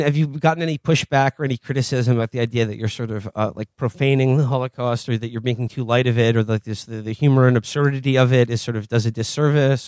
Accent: New York City, New York, United States; I grew up in the Upper West Side

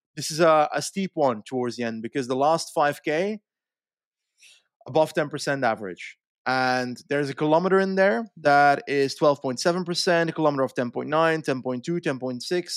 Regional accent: Flanders, Belgium; living in Flanders for my entire life

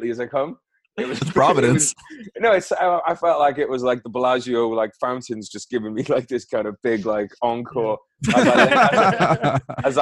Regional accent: United Kingdom; I'm British.

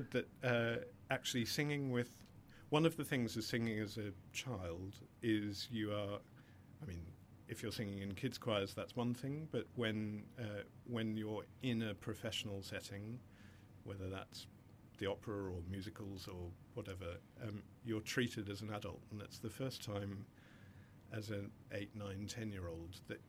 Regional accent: Australia; growing up in Australia in the 70s, 80s

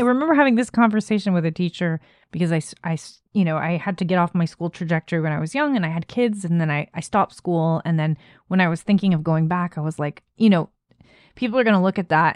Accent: Canada; as a Canadian

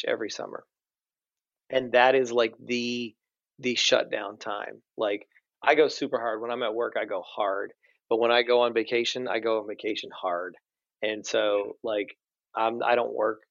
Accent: Nashville, Tennessee, United States; I grew up in Nashville

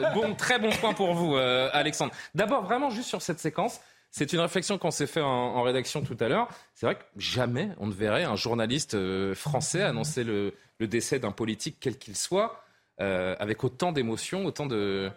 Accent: France; chez nous en France

